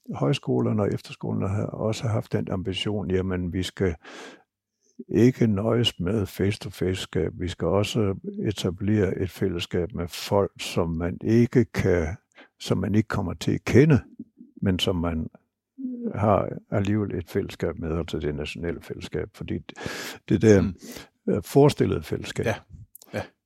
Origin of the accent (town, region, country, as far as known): Denmark